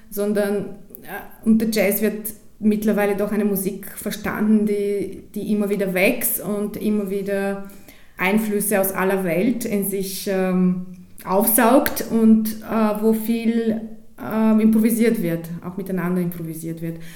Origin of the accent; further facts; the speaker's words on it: Bulgaria; German is a second language; moved away as an adult; now in Austria; Ich bin in Bulgarien geboren und dort aufgewachsen und ähm, mein erstes Schlagzeugunterricht, eben mein erster Lehrer war auch in Bulgarien. Dann habe ich äh, eben dort maturiert und bin ziemlich sofort nach Österreich gekommen.